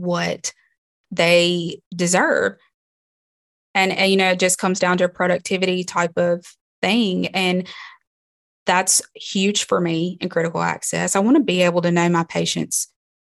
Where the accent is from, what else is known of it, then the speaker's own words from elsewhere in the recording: Libby, Montana, United States; It's my hometown.